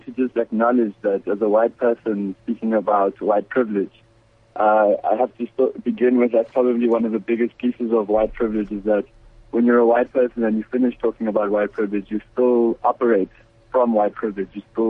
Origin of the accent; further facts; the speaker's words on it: Johannesburg, Gauteng, South Africa; moved away as an adult; now in Texas, United States; No, I'm not American. I grew up in Joburg. I just finished up my education here in the United States.